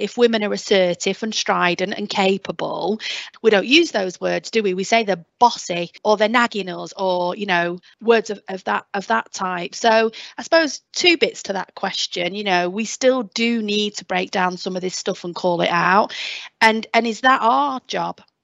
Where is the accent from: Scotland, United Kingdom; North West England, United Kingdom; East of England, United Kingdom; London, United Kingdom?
North West England, United Kingdom; Lancashire; accent: Lancashire; I can just go full belt Lancashire accent.